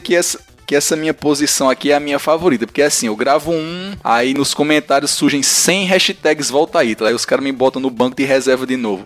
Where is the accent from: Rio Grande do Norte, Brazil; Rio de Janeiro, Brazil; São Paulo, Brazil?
Rio Grande do Norte, Brazil; São José do Seridó; moved away; minha querida São José de Seridó, terra sofrida pelo sol, pela falta de chuva